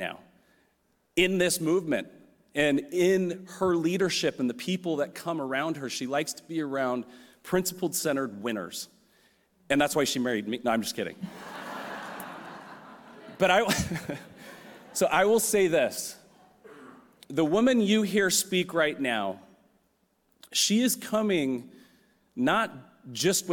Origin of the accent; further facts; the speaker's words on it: San Francisco, California, United States; I'm from San Francisco. I'm a third generation Californian